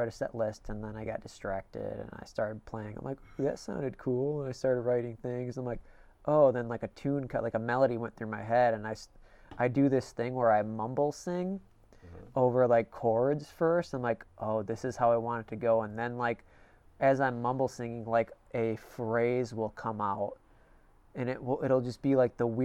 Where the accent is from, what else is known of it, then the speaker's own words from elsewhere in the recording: Illinois, United States; I grew up in Illinois